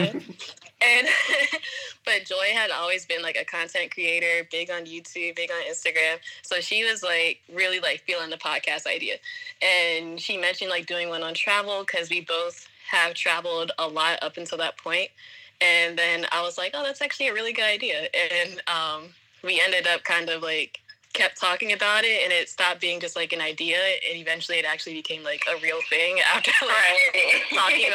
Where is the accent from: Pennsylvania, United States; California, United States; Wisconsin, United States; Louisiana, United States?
Pennsylvania, United States; also born or lived in Virginia; I'm originally from Pennsylvania, which is where I am right now